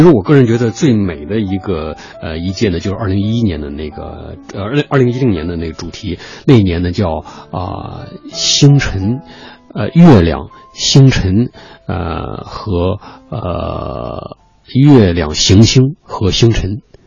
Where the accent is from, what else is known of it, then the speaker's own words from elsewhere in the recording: China; 确实是我们中国人的骄傲